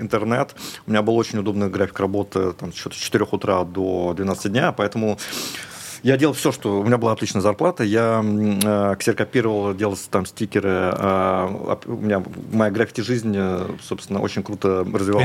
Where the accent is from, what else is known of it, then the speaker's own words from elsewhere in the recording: Russia; moved away as an adult; also born or lived in Moscow; now in Dubai, United Arab Emirates; мы из России теперь